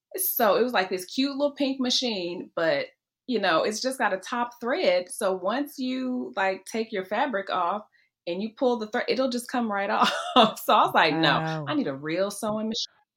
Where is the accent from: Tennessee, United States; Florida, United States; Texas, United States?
Tennessee, United States; Memphis; I'm from Memphis.